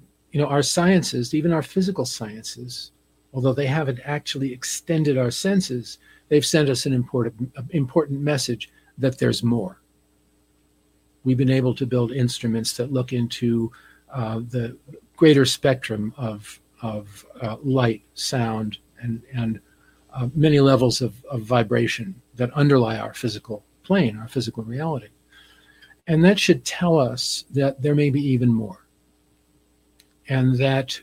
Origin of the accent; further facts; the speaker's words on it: New Jersey, United States; I grew up on the East Coast in New Jersey